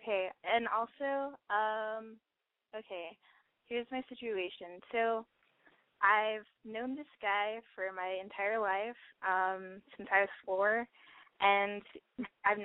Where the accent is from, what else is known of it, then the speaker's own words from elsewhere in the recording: San Antonio, Texas, United States; I'm from San Antonio